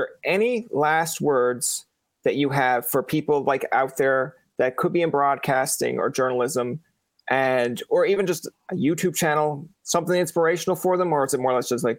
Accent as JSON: {"language": "English", "region": "Newfoundland and Labrador", "country": "Canada", "said": "I'm from Newfoundland."}